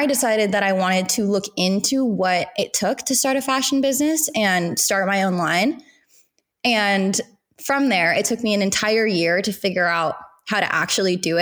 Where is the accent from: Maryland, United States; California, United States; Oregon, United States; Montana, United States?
California, United States; Southern; I grew up in Southern California